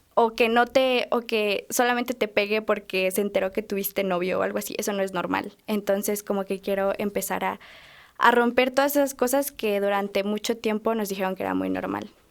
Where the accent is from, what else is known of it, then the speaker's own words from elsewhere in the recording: Acambay, State of Mexico, Mexico; en Acambay, de donde soy